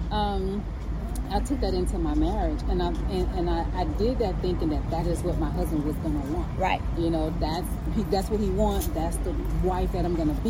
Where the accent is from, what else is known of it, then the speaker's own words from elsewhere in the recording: New Orleans, Louisiana, United States; I come from the Florida Projects